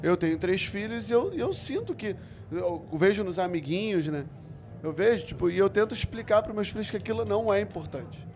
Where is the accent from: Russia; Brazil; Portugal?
Brazil; Rio de Janeiro; Eu fui criado na Curicica, eu tinha que pegar Kombi todo dia pra ir pra praia